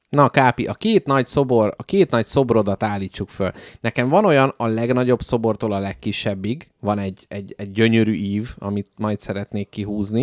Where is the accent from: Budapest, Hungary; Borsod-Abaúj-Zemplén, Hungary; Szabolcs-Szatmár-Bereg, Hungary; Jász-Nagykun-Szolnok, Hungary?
Budapest, Hungary; itt születtem, itt élek, és itt is fogok meghalni